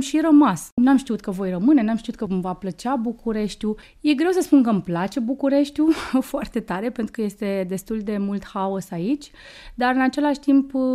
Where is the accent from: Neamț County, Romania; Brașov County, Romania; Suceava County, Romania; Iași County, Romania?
Suceava County, Romania; Suceava; moved away as an adult; now in Bucharest, Romania; eu fiind născută în Suceava, acesta este orașul meu natal